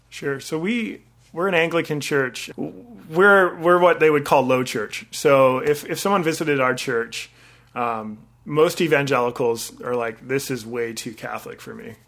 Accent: Victoria, British Columbia, Canada; also born or lived in Vancouver / Orlando, Florida; I grew up in Victoria, and I did my undergraduate in Vancouver

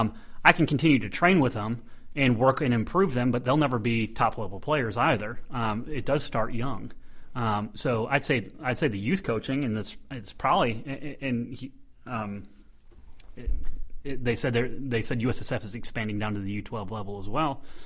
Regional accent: United States; as an American

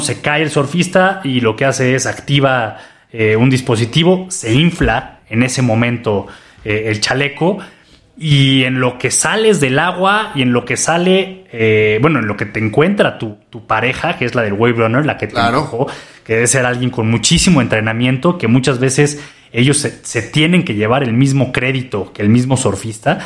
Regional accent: Mexico City, Mexico; also born or lived in Australia; yo como, chilango

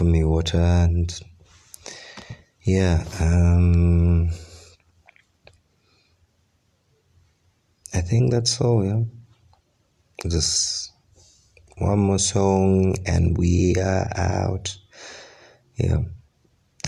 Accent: Kampala, Central Region, Uganda; Kampala, the capital city of Uganda. I mean, this is where I was born, and most of my life, all my life experiences have happened there

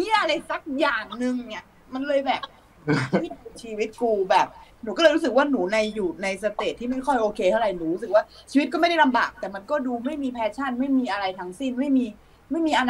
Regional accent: Chiang Mai, Thailand; moved away; พี่ไม่ได้ไปเที่ยวไหนเลยก็มีแต่กลับบ้านเชียงใหม่มันบ้านนะ

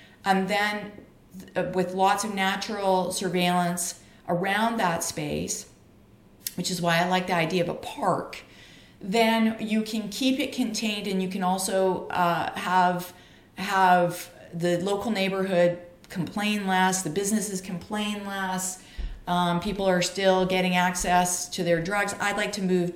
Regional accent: Canada; I'm a Canadian

